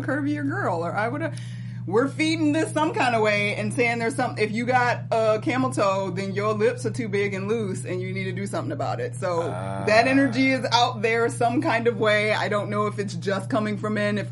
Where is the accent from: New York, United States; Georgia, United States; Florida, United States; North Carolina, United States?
Georgia, United States; Atlanta; I was from Atlanta